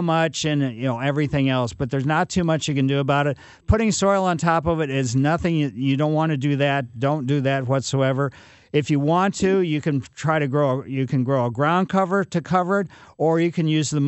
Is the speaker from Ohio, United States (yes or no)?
no; Ellisville, Missouri, United States; I grew up in Maple Lane in Ellisville.